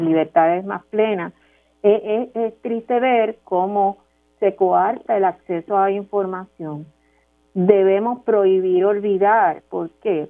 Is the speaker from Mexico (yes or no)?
no; Puerto Rico; nosotros como puertorriqueños